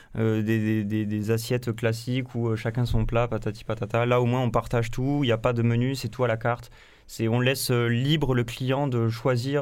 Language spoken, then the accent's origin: French; Carcassonne, Occitania, France; moved away; also born or lived in Montpellier / New Zealand / La Grande-Motte; je viens de Carcassonne